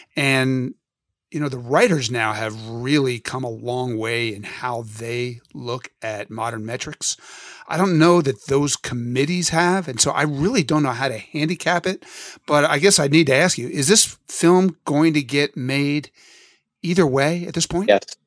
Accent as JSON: {"language": "English", "town": "Philadelphia", "region": "Pennsylvania", "country": "United States", "tie": "born or raised there", "said": "both of us growing up in Philadelphia"}